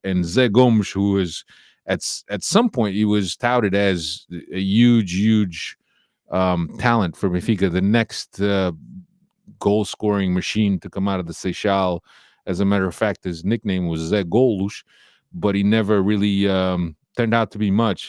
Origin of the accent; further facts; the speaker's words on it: Kearny, New Jersey, United States; I grew up in Kearney. That's where, um, I spent my, uh, my teen